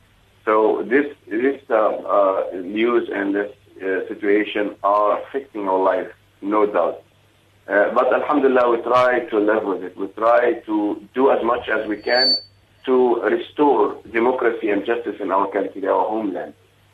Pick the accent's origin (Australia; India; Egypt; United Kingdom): Egypt; now in South Africa; we feel that we are Egyptian, but we are South African, or we South African, but originally Egyptian.